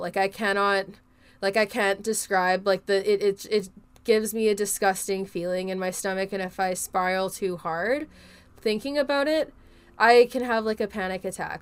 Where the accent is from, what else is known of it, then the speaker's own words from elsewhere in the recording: Canada; I'm a Canadian